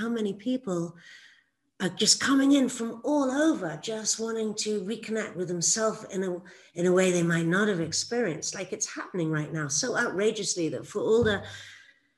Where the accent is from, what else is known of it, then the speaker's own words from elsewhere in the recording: England, United Kingdom; when I was growing up in England